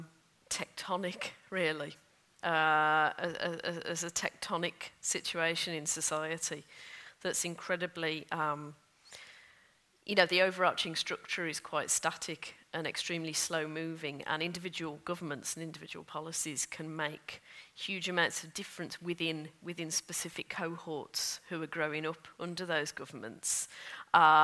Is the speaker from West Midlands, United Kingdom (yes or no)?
yes; Solihull, West Midlands, United Kingdom; I grew up outside Birmingham in the 1980s and 1990s